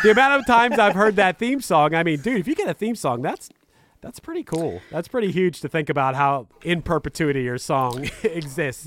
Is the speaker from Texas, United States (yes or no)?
no; Pittsburgh, Pennsylvania, United States; I'm from Pittsburgh, Pennsylvania, and as far as, like, the local rock music scene when I was growing up